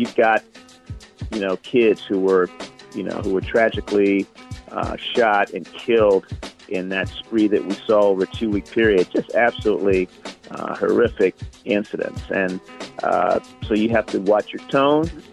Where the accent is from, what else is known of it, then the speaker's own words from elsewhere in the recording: Baltimore, Maryland, United States; growing up in Baltimore, Maryland, my folks